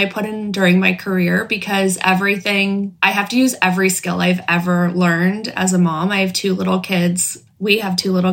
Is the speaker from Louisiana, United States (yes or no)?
no; Los Angeles, California, United States; I grew up in Los Angeles